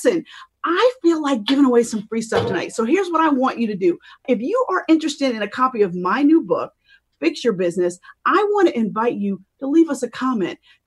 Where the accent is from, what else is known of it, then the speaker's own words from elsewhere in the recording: Pittsburgh, Pennsylvania, United States; now in Philadelphia, United States; We are both from Pittsburgh